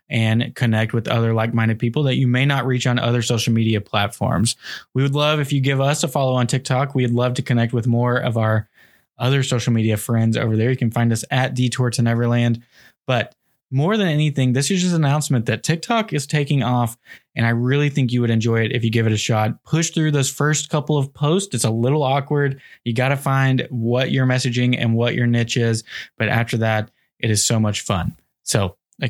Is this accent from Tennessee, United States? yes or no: yes; Tennessee, United States; moved away; We are originally from Tennessee.